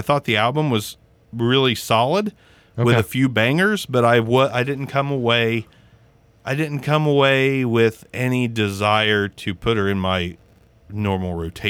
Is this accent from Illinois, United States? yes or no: no; Southern Ohio, United States; I'm from Southern Ohio